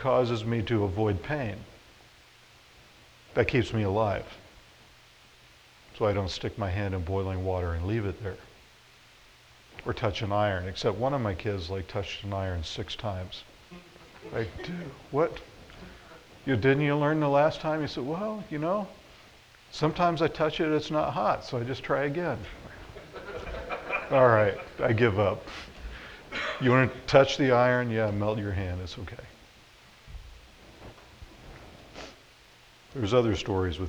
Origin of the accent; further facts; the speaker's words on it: Florida, United States; moved away as an adult; also born or lived in Nebraska; now in Hastings, United States; I grew up in Florida